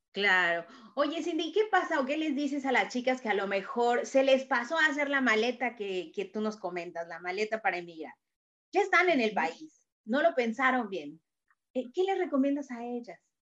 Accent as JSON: {"language": "Spanish", "region": "Querétaro", "country": "Mexico", "moved": "yes", "said": "yo también soy queretana"}